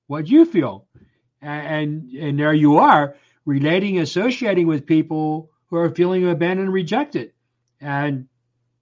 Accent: Lancaster County, Pennsylvania, United States; I grew up in a conservative Mennonite community right here in Lancaster County, the heart of Amish country

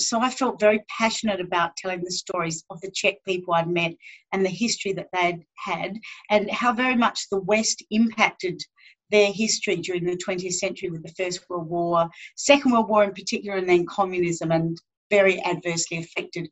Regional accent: Northern Territory, Australia; growing up here in Central Australia

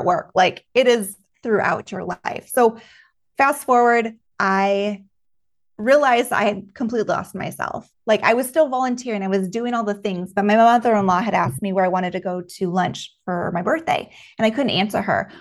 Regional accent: Juneau, Alaska, United States; moved away as an adult; now in Texas, United States; I was born and raised in June, Alaska

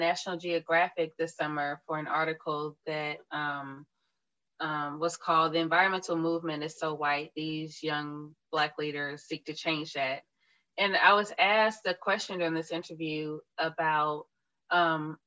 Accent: Tuskegee, Alabama, United States; growing up in Tuskegee, Alabama, and then attending Tuskegee University

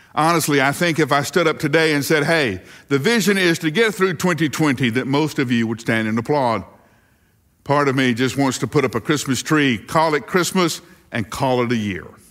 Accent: the South, United States; growing up in the South

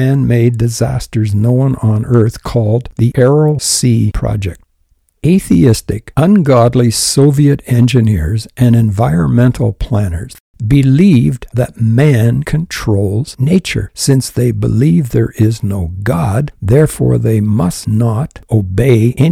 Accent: Canada; I'm a Canadian. I was born in Canada.

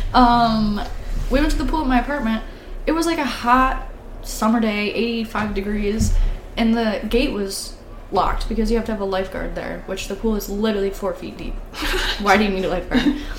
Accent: Gladwin, Michigan, United States; since I'm from Gladwin, everybody knows everybody

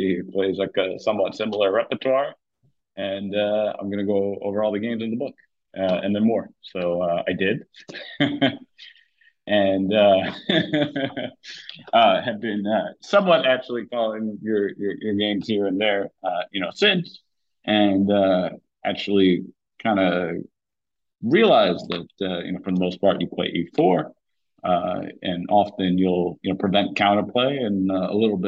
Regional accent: New York, United States; growing up in New York, I saw him all the time at the Marshall, Washington Square Park

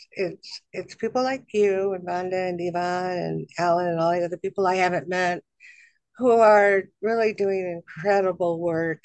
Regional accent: Boulder, Colorado, United States; moved away; I was growing up in Boulder, Colorado, which is kind of like a la la land of the world

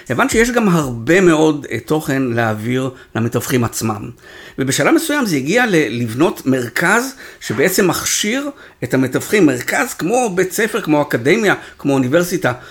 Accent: Israel; אנחנו ישראלים

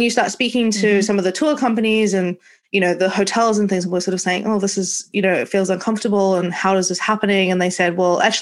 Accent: New Zealand; moved away as an adult; now in London, United Kingdom; I'm from New Zealand and I left home at 22 and went traveling around the world.

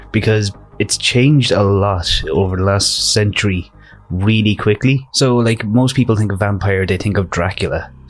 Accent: Ireland; we're Irish

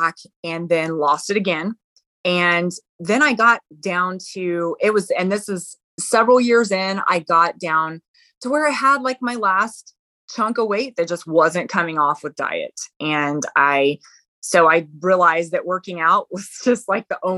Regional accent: La Vernia, Texas, United States; I'm from Texas, live in a small town, Lavernia, Texas

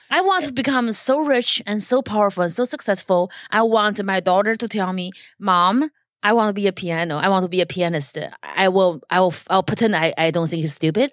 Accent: China; first language Chinese; English is a second language; now in Los Angeles, United States; I was born in China

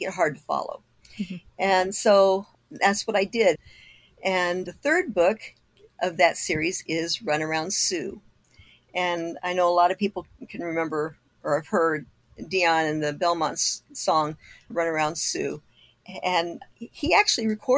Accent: Kokomo, Indiana, United States; now in Arizona, United States; my hometown

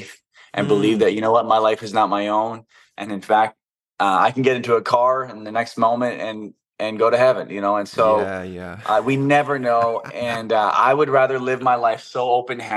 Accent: Iceland; moved away

